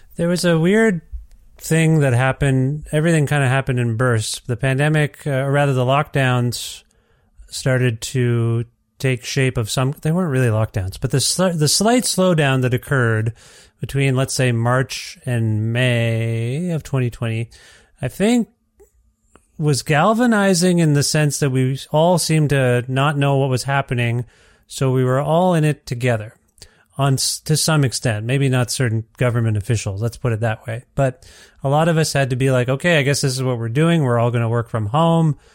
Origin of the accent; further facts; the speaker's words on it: Canada; I'm Canadian